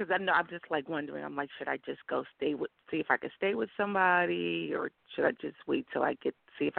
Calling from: New York, United States; New York.

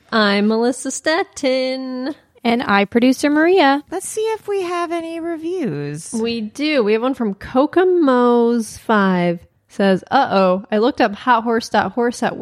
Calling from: Zimbabwe

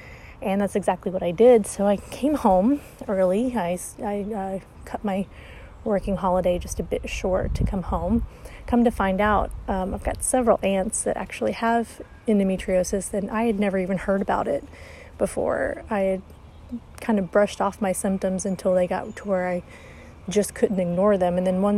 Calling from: Arkansas, United States; I'm calling from Arkansas, which is in the United States.

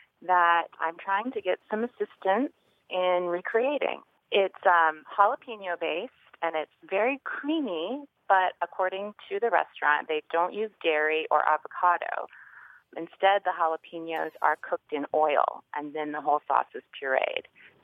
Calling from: Savannah, Georgia, United States; I'm calling from Savannah, Georgia.

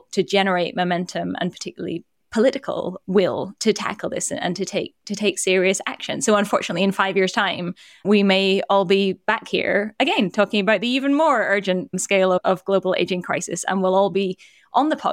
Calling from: United States; I'm speaking from the United States, where often parents have no parental leave and people's access to healthcare is tied to their jobs.

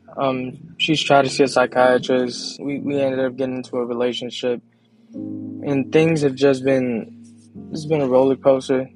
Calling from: Long Beach, California, United States; I'm calling from Long Beach, California.

